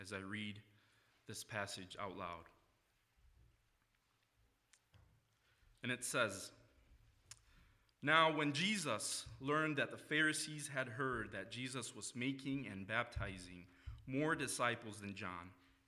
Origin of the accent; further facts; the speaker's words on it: Mexico; moved away as an adult; now in Grand Rapids, United States; I am originally from Mexico. That's where I was born and lived for about half of my life.